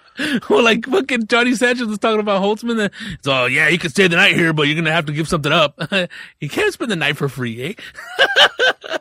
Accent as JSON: {"language": "English", "town": "Riverside", "region": "California", "country": "United States", "tie": "born or raised there", "said": "I grew up in Riverside"}